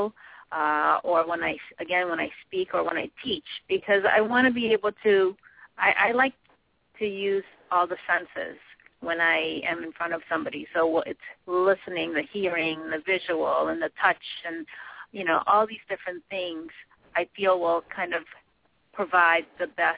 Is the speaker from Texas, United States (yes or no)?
no; Boston, Massachusetts, United States; also born or lived in Philippines; I grew up really in the city here, so in the Boston area, but I was born in the Philippines